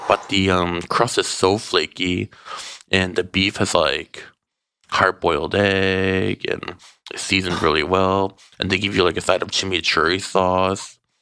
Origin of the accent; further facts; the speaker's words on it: Midwest, United States; now in Los Angeles, United States; growing up in the Midwest